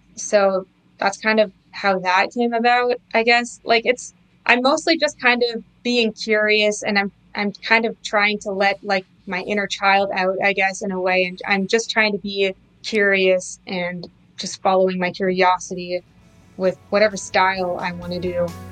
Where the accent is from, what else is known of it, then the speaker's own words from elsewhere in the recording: Canada; also born or lived in New York City; I was born and raised in Canada